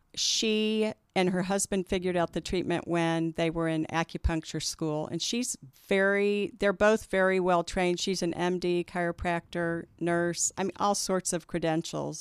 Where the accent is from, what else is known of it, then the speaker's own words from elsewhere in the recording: Kansas City, United States; also born or lived in Denver; I was born and raised in Kansas City